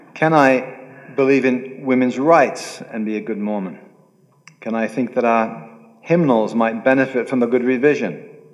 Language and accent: English; United Kingdom; I'm British